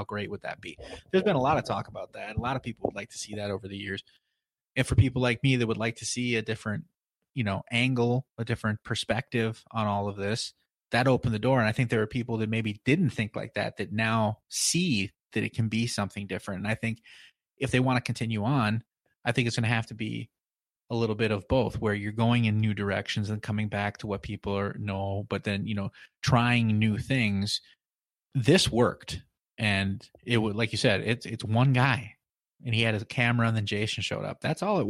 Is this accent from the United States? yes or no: yes; Midwest, United States; We're both from the Midwest.